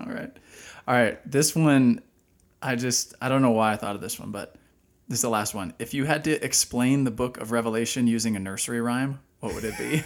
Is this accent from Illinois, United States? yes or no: no; Dallas, Texas, United States; moved away as an adult; also born or lived in Washington, D.C. / Austin / Kansas City / Pennsylvania; now in Lancaster, United States; I'm from Dallas, Texas